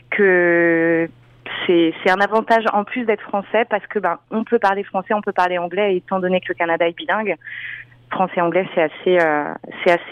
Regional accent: France; je sais que moi, mon gros avantage, euh, le fait d'être française, c'est que j'ai un accent assez prononcé quand je parle anglais

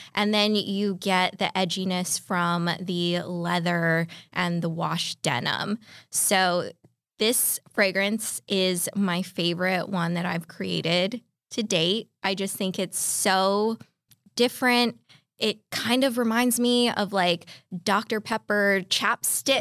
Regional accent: California, United States; I grew up in California

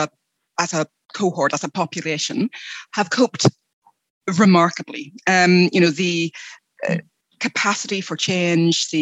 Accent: United Kingdom; moved away as an adult; now in Australia; I am originally from the UK. You may be able to hear from my accent

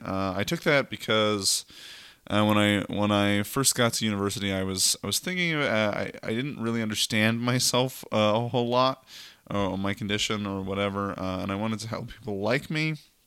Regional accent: Red Deer, Alberta, Canada; I'm 21 years old. I grew up in Red Deer, which is a fun city.

